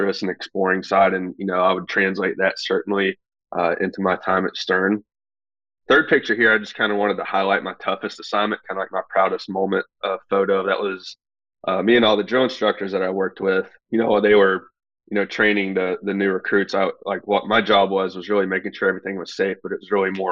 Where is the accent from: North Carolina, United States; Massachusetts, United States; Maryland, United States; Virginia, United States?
North Carolina, United States; Nashville; moved away as an adult; also born or lived in Charlotte, North Carolina; now in New York, United States; born and raised in Nashville, North Carolina